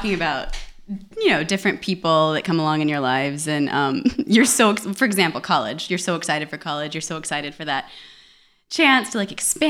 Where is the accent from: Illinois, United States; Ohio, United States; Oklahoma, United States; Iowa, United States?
Oklahoma, United States; Tahlequah; moved away as an adult; also born or lived in Florida; I'd born and raised in Oklahoma and I was in Florida.